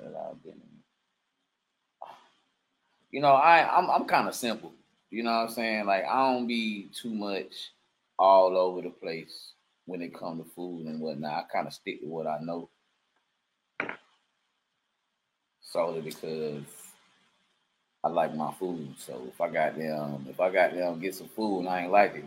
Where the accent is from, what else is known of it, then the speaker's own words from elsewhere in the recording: Augusta, Georgia, United States; also born or lived in Dearing, Georgia; I said I was from Deering, but like, when I really started to come into my character, for real, I was in Ridge Crossing.